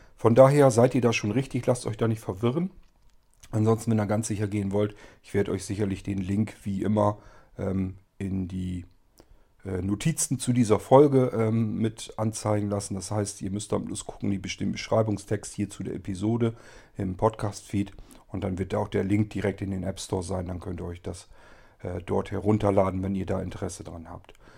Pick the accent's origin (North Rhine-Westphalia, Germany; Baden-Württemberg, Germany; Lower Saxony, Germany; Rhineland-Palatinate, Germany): Lower Saxony, Germany; Hannover region; moved away as an adult; now in Verden area, Germany; Ich komme ja aus der Region äh, Hannover